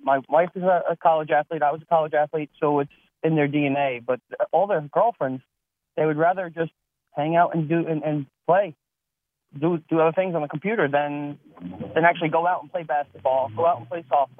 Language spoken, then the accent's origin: English; Hazlet, New Jersey, United States; I grew up in Hazlitt. I've been here for about 27 years.